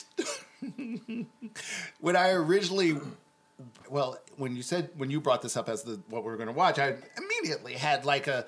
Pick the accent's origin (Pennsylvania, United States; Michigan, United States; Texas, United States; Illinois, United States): Michigan, United States; Detroit; growing up in Detroit, Motown